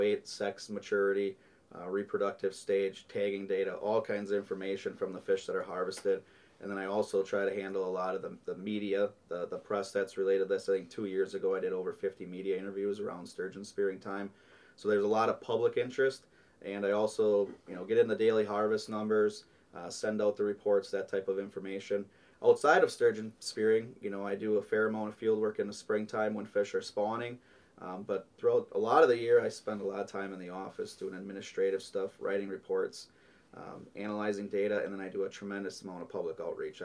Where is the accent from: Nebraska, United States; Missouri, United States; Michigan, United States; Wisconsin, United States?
Wisconsin, United States; Chilton; I grew up in Chilton, Wisconsin, so on the east shore of Lake Winnebago